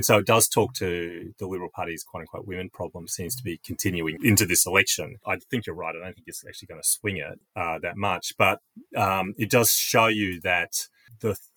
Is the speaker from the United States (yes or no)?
no; Queensland, Australia; I'm a Queenslander